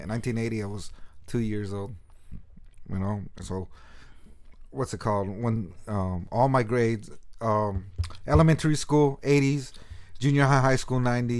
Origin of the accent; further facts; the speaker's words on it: Sunnyvale, California, United States; now in San Jose, United States; Yeah, I was born and raised in Sunnyvale, California. I lived in Sunnyvale for 30 years, and now I live in San Jose.